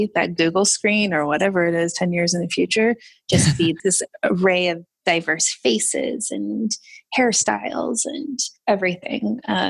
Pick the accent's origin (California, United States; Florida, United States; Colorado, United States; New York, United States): Florida, United States; So I was all over the place. I was a military brat and I settled in Florida, in the good old Florida, which is wonderful sometimes.